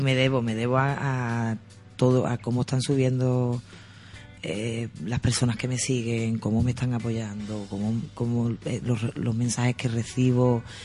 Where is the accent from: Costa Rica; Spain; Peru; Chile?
Spain; Sanlúcar de Barrameda, Andalusia; yo me siento orgullosa de mi mi pueblo, porque a mí me gusta decir mi pueblo